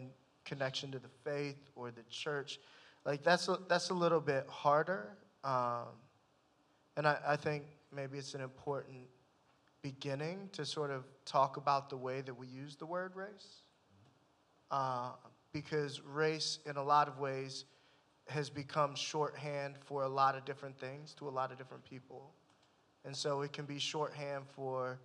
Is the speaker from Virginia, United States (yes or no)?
yes; Fairfax County, Virginia, United States; moved away as an adult; also born or lived in North Carolina; now in Washington, D.C., United States; I grew up in Fairfax County, Virginia